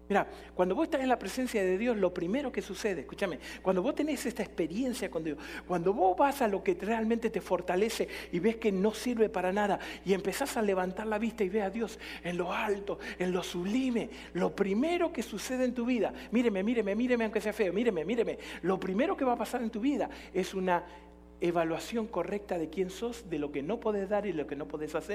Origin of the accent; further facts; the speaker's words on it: Jalisco, Mexico; Somos de Jalisco, no nos rajamos nunca, le metemos para adelante, ¿no?